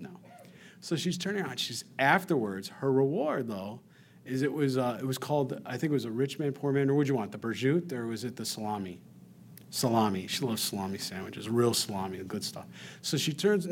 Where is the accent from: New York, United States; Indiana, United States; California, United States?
New York, United States; We're from New York